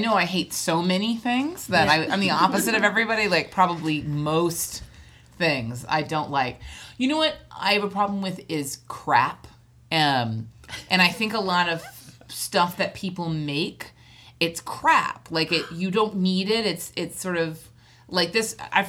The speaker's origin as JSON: {"language": "English", "region": "Hawaii", "country": "United States", "tie": "born or raised there", "moved": "yes", "lives_now": "Los Angeles, United States", "said": "we grew up in Hawaii"}